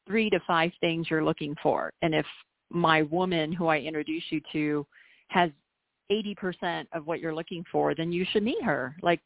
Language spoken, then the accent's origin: English; El Paso, Texas, United States; now in Colorado, United States; I am Chinese American. I was born in El Paso, Texas, believe it or not. First generation out here. My parents live in the U.S. now, obviously.